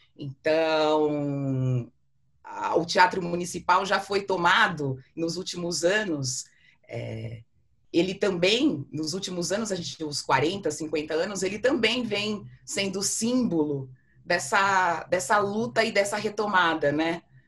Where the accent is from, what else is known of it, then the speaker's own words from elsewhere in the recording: Brazil; como brasileiros